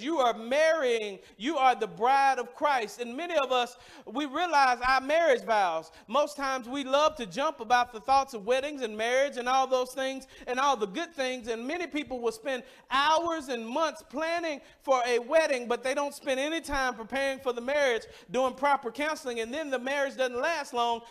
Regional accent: Mississippi, United States; I grew up in Mississippi, and I, I, grew up at a church

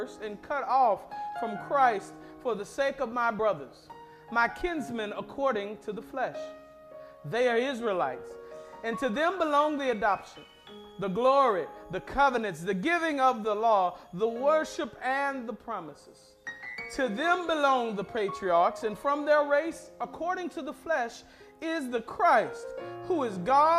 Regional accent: Madison County, Mississippi, United States; moved away; I grew up in Madison County, Mississippi

